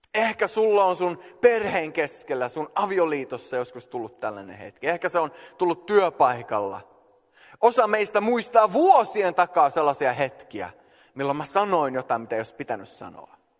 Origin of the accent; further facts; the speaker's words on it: Sweden; moved away as an adult; also born or lived in Canada; mä oon syntynyt ja kasvanut Ruotsissa